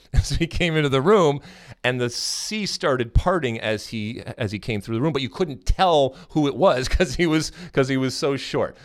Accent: United States; we as American soccer fans

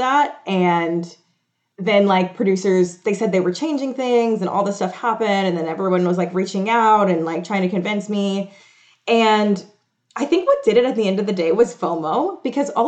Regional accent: Atlanta, Georgia, United States; now in New York, United States; obviously I live in New York and I'm from Atlanta

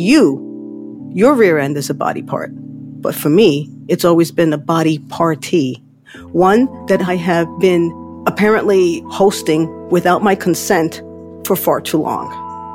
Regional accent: New York City, New York, United States; I'm from the Bronx

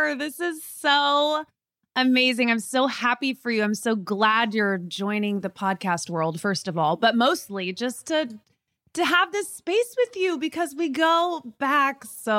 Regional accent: Indiana, United States; we're both from Indiana.

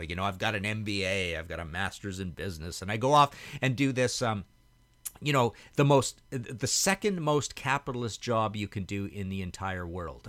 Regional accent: Trail, British Columbia, Canada; moved away as an adult; also born or lived in Hamilton / Vancouver; where I grew up in Trail, B C.

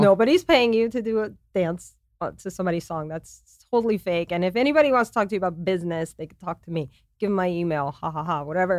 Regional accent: Louisiana, United States; moved away as an adult; also born or lived in New York City, United States; now in Los Angeles, United States; I'm from Louisiana. When I was twenty-five, I moved to New York City

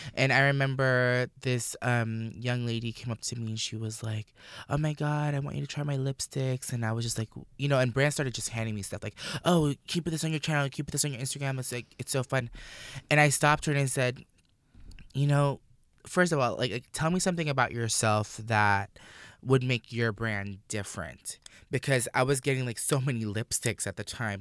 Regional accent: Orlando, Florida, United States; I grew up in Orlando

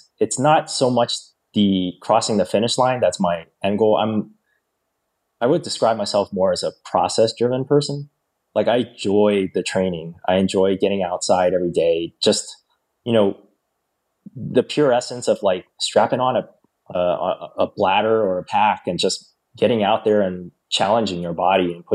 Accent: Northern Virginia, United States; moved away; I grew up in Northern Virginia.

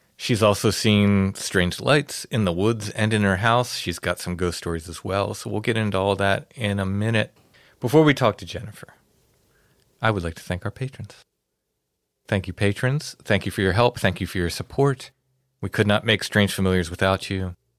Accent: York County, Pennsylvania, United States; one of them's right outside of my hometown

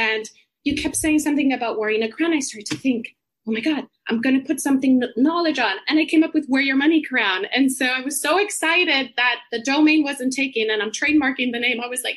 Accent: Puerto Rico; moved away as an adult; also born or lived in United States; now in London, United Kingdom; I grew up in Puerto Rico

